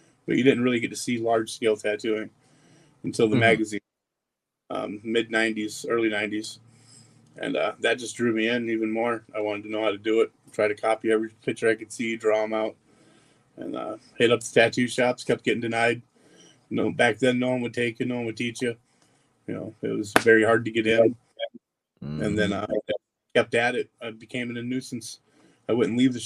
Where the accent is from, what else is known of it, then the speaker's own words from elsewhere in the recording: Phoenix, Arizona, United States; I grew up out in Phoenix